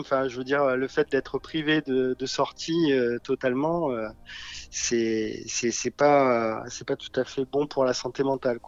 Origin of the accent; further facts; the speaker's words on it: south of France, France; moved away as an adult; now in Paris region, France; je vis sur euh, la région parisienne depuis 20 ans maintenant. Oui. Mais euh, je suis originaire plutôt du sud de la France